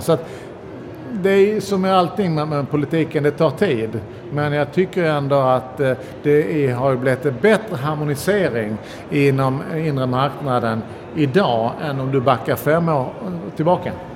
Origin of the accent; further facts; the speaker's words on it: Sweden; vi svenskar